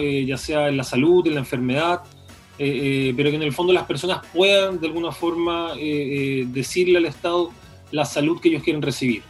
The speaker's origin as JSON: {"language": "Spanish", "country": "Chile", "said": "las personas que, habitamos este territorio"}